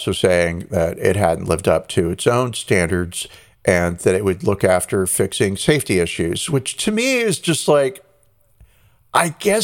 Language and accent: English; United States; as an American